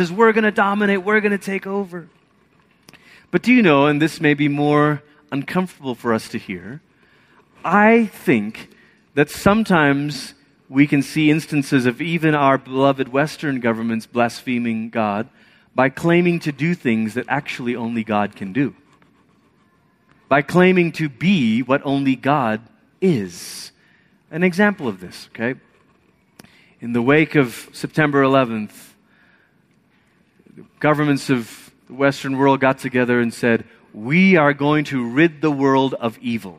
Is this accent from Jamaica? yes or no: no; Malaysia; moved away; I grew up in Malaysia